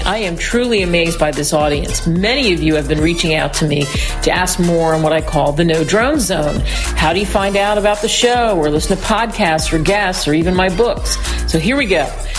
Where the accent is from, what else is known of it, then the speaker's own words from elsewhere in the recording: Philadelphia, Pennsylvania, United States; I'm from Philly, so I can't help it.